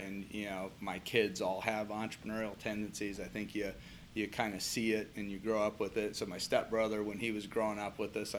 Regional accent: Anaheim, California, United States; also born or lived in Fresno; now in Columbus, United States; I was in originally Anaheim, which is Los Angeles area, and then spent some time in Fresno as well

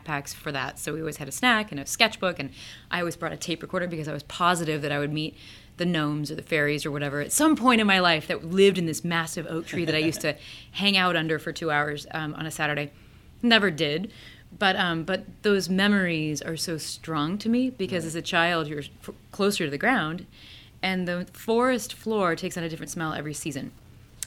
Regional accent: Peoria, Illinois, United States; now in Ohio, United States; I grew up in Peoria, Illinois, which is right in the middle of Illinois

